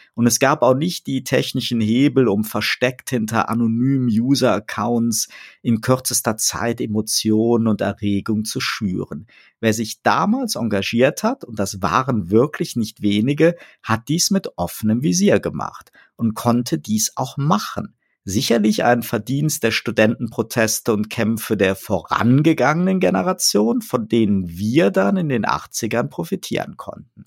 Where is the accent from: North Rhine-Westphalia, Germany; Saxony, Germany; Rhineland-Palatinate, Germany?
North Rhine-Westphalia, Germany; Bonn; bei uns in Bonn als Bundeshauptstadt mit vielen Diplomatenkindern, ein Aufwachsen mit hoher Meinungsfreiheit